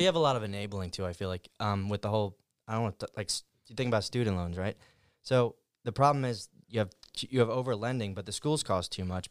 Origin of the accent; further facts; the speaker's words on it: Fairless Hills, Pennsylvania, United States; I lived in Fairless Hills when I grew up